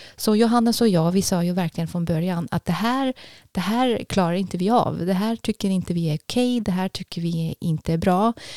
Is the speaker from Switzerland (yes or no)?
yes; Basel, Basel-Stadt, Switzerland; Swedish is a second language; moved away as an adult; also born or lived in Zürich, Switzerland; now in Tidaholm, Sweden; Det är en timmes tågresa från Basel där jag växte upp.